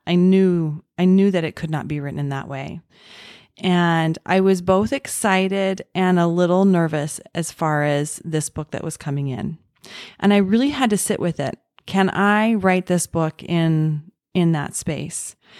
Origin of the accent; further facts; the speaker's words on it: Orem, Utah, United States; I was born and raised in Utah, in Orem, Utah